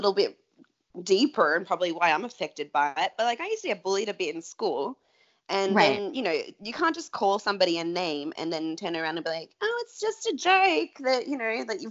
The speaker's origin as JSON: {"language": "English", "town": "Melbourne", "region": "Victoria", "country": "Australia", "moved": "yes", "said": "I'm from Melbourne"}